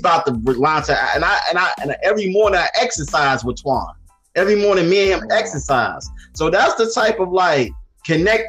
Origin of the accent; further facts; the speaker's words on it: Inglewood, California, United States; I'm from Inglewood